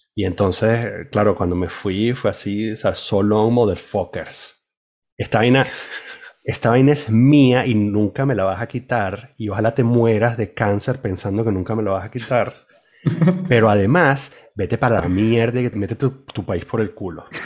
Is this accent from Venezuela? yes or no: yes; Venezuela; moved away; also born or lived in Spain; la única vez que fui a Venezuela después de, de haber salido, eh, lo que sentí, o sea, sí, cuando entré a casa de mis padres